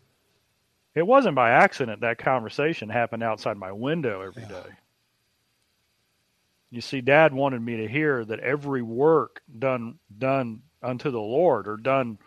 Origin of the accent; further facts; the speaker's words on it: Dallas, Texas, United States; growing up on Dilbeck Lane in Dallas, Texas, being 7, 8, 9 years old